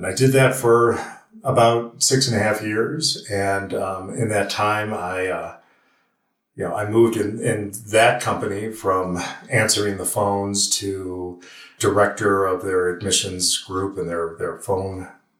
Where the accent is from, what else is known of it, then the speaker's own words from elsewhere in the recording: Western New York, United States; moved away; also born or lived in Lockport, New York; I grew up in Western New York